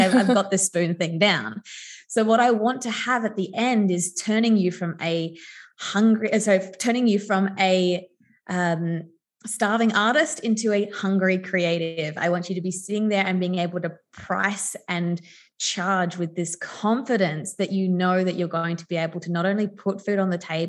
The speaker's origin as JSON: {"language": "English", "town": "Adelaide", "region": "South Australia", "country": "Australia", "tie": "born or raised there", "said": "I grew up in Adelaide"}